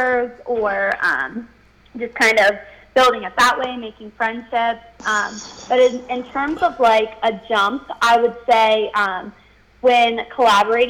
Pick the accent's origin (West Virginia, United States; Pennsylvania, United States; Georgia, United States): West Virginia, United States; Wheeling; I am from West Virginia. I've lived in Wheeling my whole life.